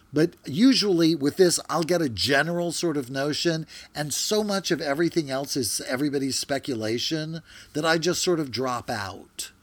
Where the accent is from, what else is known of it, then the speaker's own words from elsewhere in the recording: Louisiana, United States; I'm from Louisiana